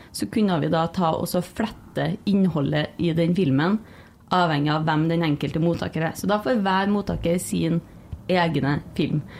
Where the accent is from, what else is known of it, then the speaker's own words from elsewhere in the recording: Trondheim, Trøndelag, Norway; moved away as an adult; Og jeg er jo fra Trondheim, og det har jo vært en stor del av livet mitt